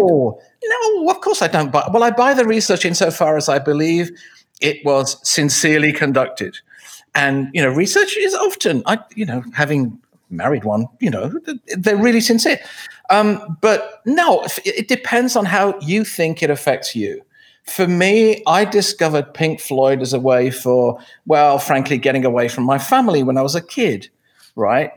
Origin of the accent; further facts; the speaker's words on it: England, United Kingdom; moved away; I grew up in England, obviously, because of the way I talk